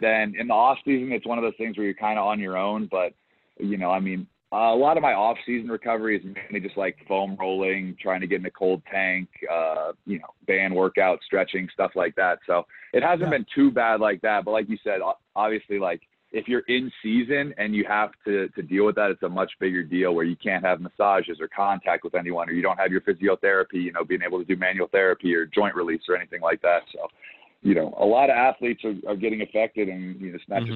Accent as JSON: {"language": "English", "region": "Colorado", "country": "United States", "tie": "born or raised there", "also_born_or_lived": "Charleston, South Carolina", "moved": "as an adult", "said": "I grew up in Colorado where there was zero surfing"}